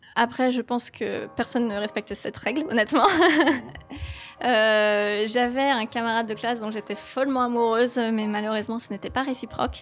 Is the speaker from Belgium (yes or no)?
no; Cholet, Pays de la Loire, France; moved away as an adult; also born or lived in Tokyo, Japan; Je suis revenue dans ma ville natale à Cholet